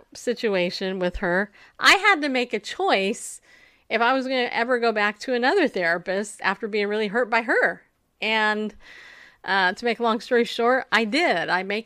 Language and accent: English; New York, United States; I'm from New York. I mean, hello. I was born with a mom from New York, and, you know, little outspoken woman.